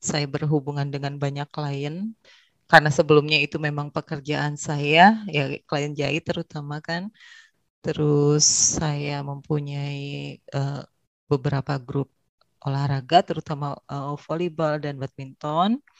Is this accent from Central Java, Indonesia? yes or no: no; Bandung, West Java, Indonesia; Saya berasal dari Bandung, lahir dan besar di Bandung.